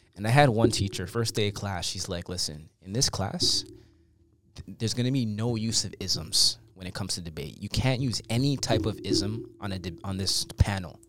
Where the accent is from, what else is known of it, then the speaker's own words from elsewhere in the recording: Canada; growing up in Canada is a blessing